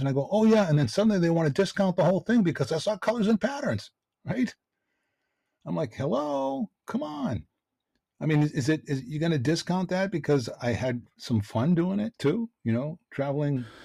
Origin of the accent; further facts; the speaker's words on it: Boston, Massachusetts, United States; I grew up in Dorchester. It's a tough neighborhood in Boston